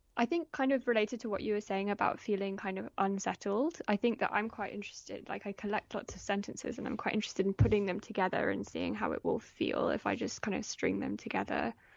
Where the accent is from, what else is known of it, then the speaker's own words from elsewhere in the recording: Oxfordshire, South East England, United Kingdom; also born or lived in London / Paris; I was born in London. We were, we moved to Paris when I was really small and lived there for a year, but I grew up mostly in, um, in Oxfordshire